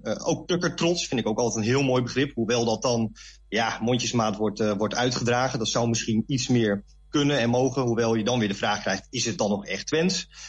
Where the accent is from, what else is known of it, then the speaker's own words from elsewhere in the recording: Leeuwarden, Friesland, Netherlands; moved away as an adult; now in Zwolle, Netherlands; Ik ben dus van oorsprong een Fries. Ik ben geboren in Leeuwarden